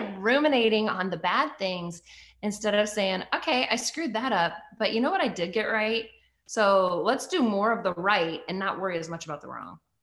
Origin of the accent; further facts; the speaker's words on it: United States; also born or lived in Canada; I was adopted in the US by my stepdad when I was three